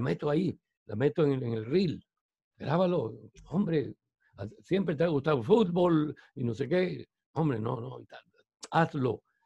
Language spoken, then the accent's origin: Spanish; Barranquilla, Atlántico, Colombia; moved away as an adult; also born or lived in Spain / Germany; now in Puerto Colombia, Colombia; soy barranquillero